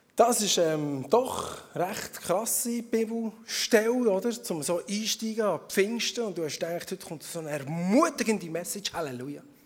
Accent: Emmental, Bern, Switzerland; moved away as an adult; now in Schaffhausen, Switzerland; Vorher bin ich aus dem Emmental gekommen. Also ich komme immer noch aus dem Emmental

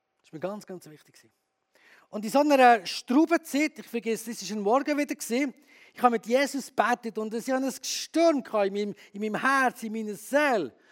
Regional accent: Bern, Switzerland; moved away as an adult; also born or lived in Graubünden; now in Chur, Switzerland; Ich bin in Bern aufgewachsen

